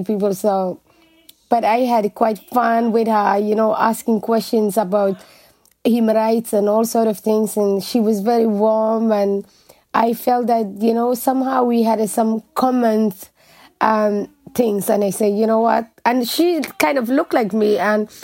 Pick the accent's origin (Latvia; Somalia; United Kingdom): Somalia; Mogadishu, Banaadir; moved away as an adult; also born or lived in Dublin, Ireland; now in Ireland; I was born actually in Mogadishu, and because during the war, we just went and lived outside Mogadishu.